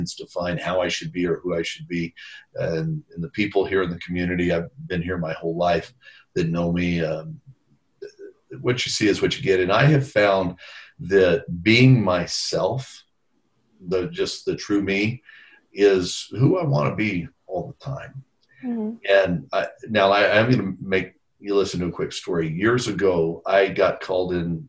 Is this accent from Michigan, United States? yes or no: no; El Paso, Texas, United States; I grew up in El Paso, went to a high school here in El Paso